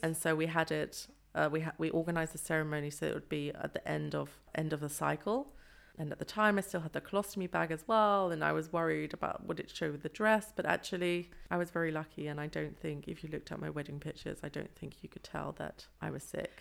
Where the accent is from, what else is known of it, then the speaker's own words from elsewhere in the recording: London, United Kingdom; moved away as an adult; also born or lived in Nottingham; now in Freiburg, Germany; I was born in Nottingham but lived in London for most of my life